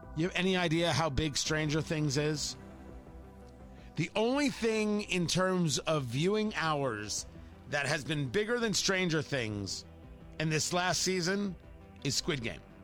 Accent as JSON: {"language": "English", "town": "Middletown", "region": "New Jersey", "country": "United States", "tie": "born or raised there", "said": "up the road from me growing up in Middletown, New Jersey, in Leonardo"}